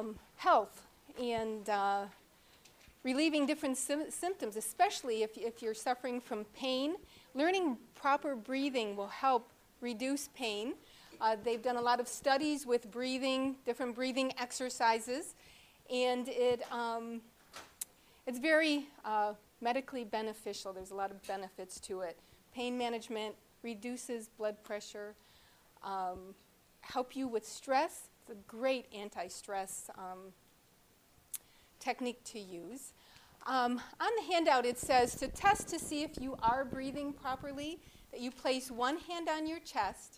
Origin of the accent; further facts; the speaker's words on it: New York, United States; I'm from New York State.